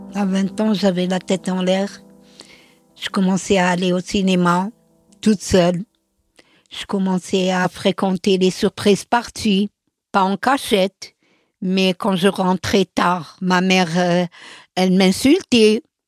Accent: Algiers, Algiers Province, Algeria; moved away as an adult; now in Paris, France; Je suis née à Alger. Je suis l'aînée de quatre enfants. Enfant, je peux dire que je n'ai manqué de rien. J'habite dans une grande maison

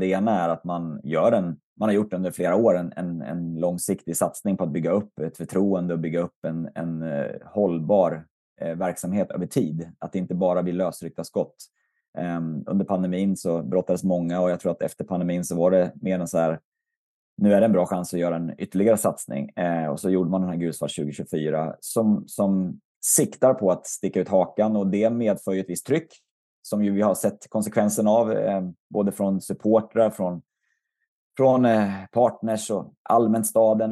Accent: Västerås, Västmanland, Sweden; i stort sett ända sedan jag kom till Västerås, eh, flyttade dit i tonåren

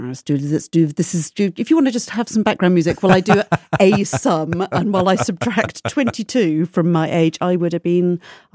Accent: South West England, United Kingdom; now in Brighton, United Kingdom; So I'm from Gloucestershire, my dear.

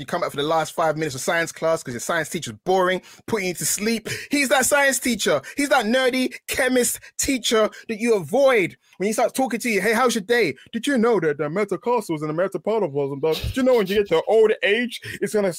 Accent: London, United Kingdom; I'm from East London

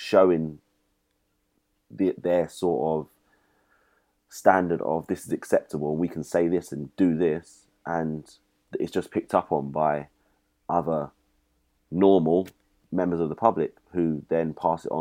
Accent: United Kingdom; I'm British

